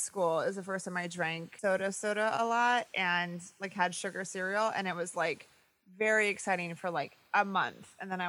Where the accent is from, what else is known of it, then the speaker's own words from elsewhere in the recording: Midwest, United States; I'm a pescatarian now, but I grew up in the Midwest where, you know, my parents grew up on farms, and so there's a lot of meat in my house